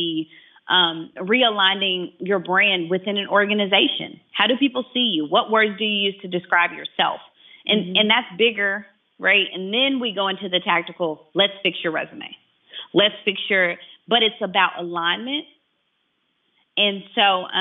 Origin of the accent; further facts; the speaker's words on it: Chattanooga, Tennessee, United States; I'm here in my hometown in Chattanooga, Tennessee